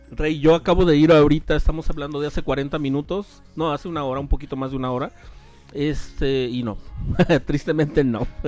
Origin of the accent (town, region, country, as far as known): Mexico